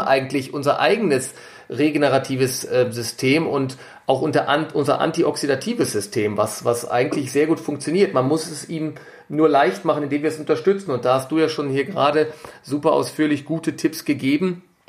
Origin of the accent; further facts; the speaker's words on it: Germany; hier bei uns in Deutschland